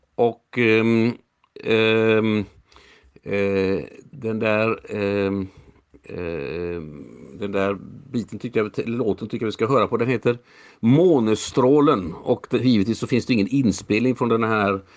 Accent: Sweden; jag är faktiskt född jag är född i Sverige, men jag är född som norsk medborgare

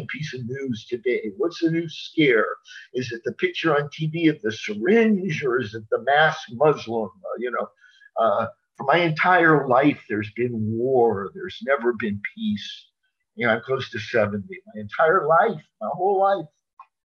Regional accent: Las Vegas, Nevada, United States; when I was grew up in the 1950s in Nevada, and I grew up in Las Vegas from 63 to 71

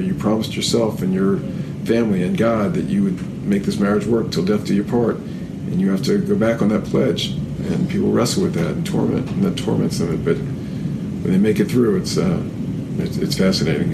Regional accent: New Orleans, Louisiana, United States; moved away as an adult; also born or lived in Boston; now in Atlanta, United States; I grew up in New Orleans

